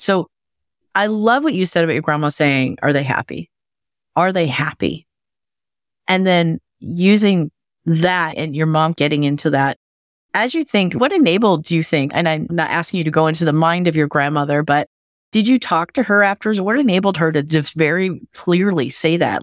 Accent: Michigan, United States; my home state of Michigan

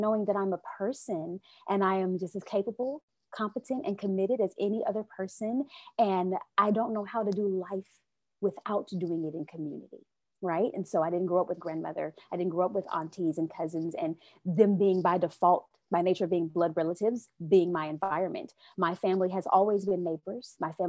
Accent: United States; I love my America, even though I don't agree with everything that happens within, right? But I am an American girl

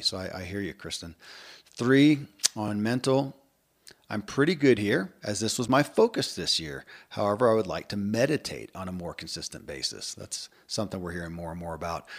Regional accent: Kentucky, United States; born or raised there

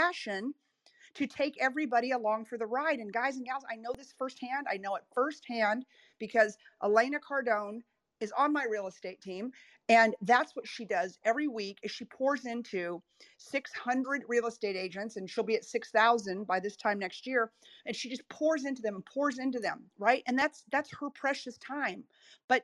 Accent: Texas, United States; I'm from Texas

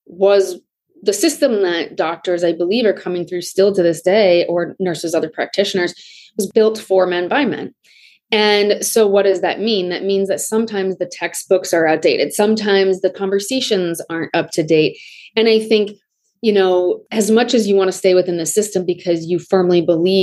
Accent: Des Moines, Iowa, United States; I grew up in Des Moines, Iowa.

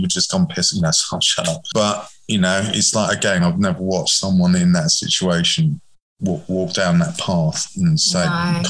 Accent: England, United Kingdom; But I'm English, of course, so I totally understand how this works.

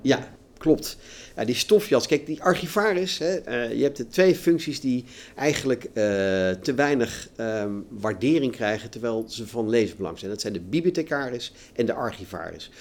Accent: Netherlands; wij in Nederland

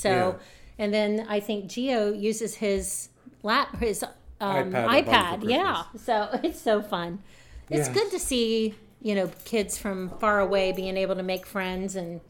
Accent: London, Ohio, United States; I grew up in London. Yep. I was on North Main Street.

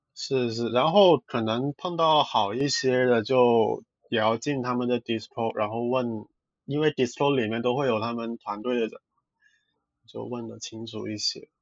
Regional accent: Hong Kong; 我其实是香港人来的，然后原来做的工作其实就很普通的一，那种文，做，做文书的职位

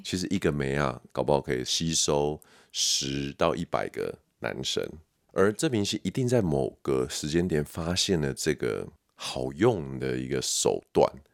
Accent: Taiwan; 身为台湾人

